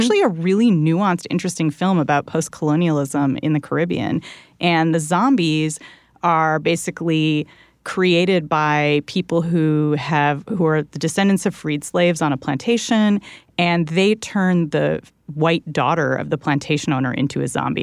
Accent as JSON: {"language": "English", "region": "Southern California", "country": "United States", "tie": "born or raised there", "said": "where I grew up in Southern California"}